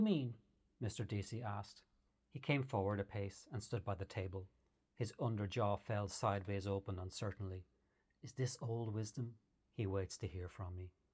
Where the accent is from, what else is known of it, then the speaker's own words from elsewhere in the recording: Ireland; I grew up in Ireland in the 70s and 80s